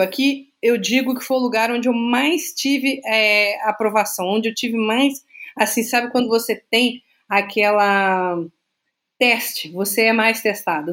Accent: Francisco Morato, São Paulo, Brazil; moved away as an adult; also born or lived in Minas Gerais; now in Juiz de Fora, Brazil; Eu tenho orgulho de dizer que eu sou do subúrbio de Francisco Morato. Eu sou mineira de nascimento, mas toda a minha vida eu morei lá.

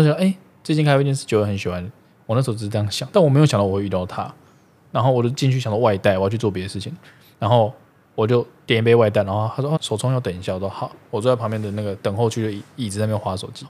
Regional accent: Zhunan, Miaoli County, Taiwan; now in Taipei, Taiwan; 就是我家乡啊。嗯，对。竹南啊

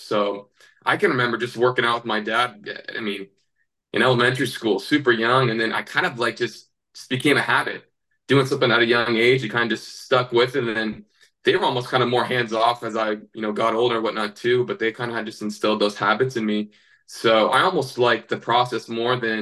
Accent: Northern California, United States; moved away as an adult; also born or lived in Montana; We grew up in Northern California.

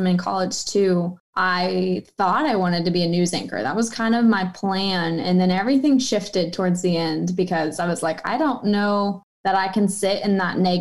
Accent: Wichita, Kansas, United States; moved away; went back home to Wichita. So Kansas State is like 3 hours from my hometown

